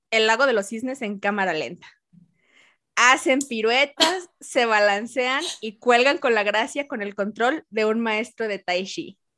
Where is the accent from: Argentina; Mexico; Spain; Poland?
Mexico; porque como soy de México